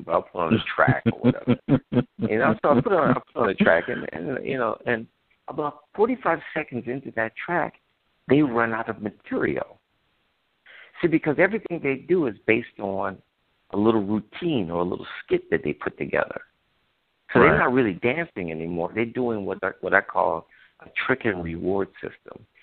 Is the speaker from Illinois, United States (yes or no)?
yes; Chicago, Illinois, United States; I grew up in Chicago, Illinois, during the Civil Rights Movement